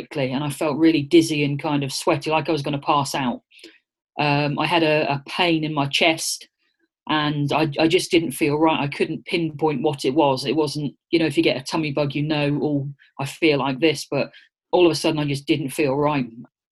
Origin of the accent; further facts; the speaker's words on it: Norwich, East of England, United Kingdom; I was born and brought up in Norwich in Norfolk and spent most of my sort of younger years there